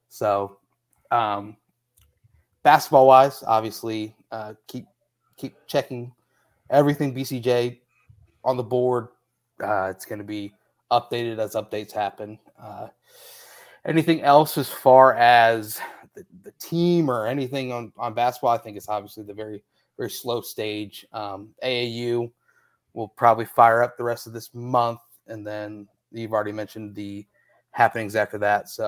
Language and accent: English; Indianapolis, Indiana, United States; I I'm from Indianapolis, so no hablo Indianapolis.